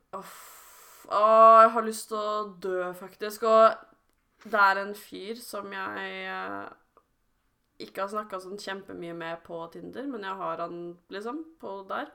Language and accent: Norwegian; around Oslo, Viken, Norway; vi rundt Oslo